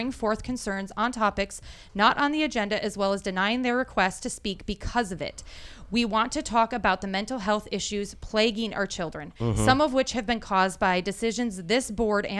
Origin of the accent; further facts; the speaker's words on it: Wisconsin, United States; now in Clarksville, United States; I'm from Wisconsin where you do like ice fishing